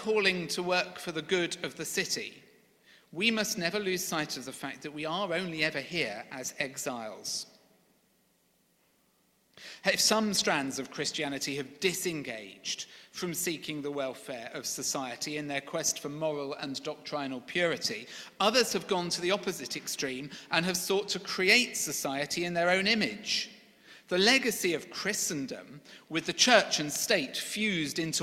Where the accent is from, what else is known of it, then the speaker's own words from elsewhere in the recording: Sevenoaks, South East England, United Kingdom; now in London, United Kingdom; from Sevenoaks